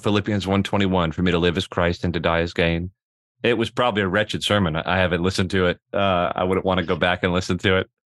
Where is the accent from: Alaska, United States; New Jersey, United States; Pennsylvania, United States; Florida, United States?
Florida, United States; Miami; I grew up in Miami, Florida